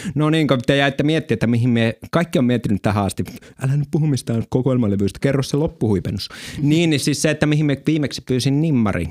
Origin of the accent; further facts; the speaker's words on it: Lapland, Finland; oman kotiseutuni ja koko Lapin läänin suurimmassa esiintymispaikassa